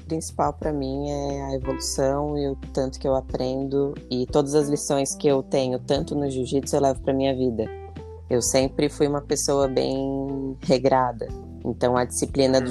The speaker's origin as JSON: {"language": "Portuguese", "town": "Florianópolis", "region": "Santa Catarina", "country": "Brazil", "said": "sou aqui da Grande Florianópolis"}